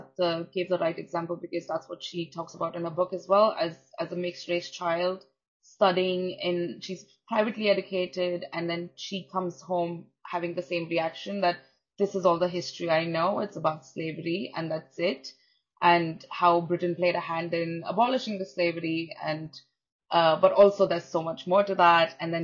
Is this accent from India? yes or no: yes; India; now in United Kingdom; I come from India